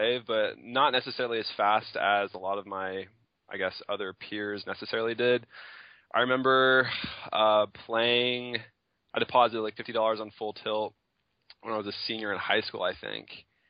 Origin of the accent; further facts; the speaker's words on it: Tyler, Texas, United States; I am from Tyler, Texas, East Texas area.